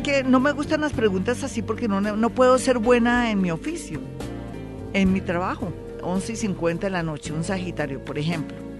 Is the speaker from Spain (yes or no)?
no; Colombia; somos nosotros los colombianos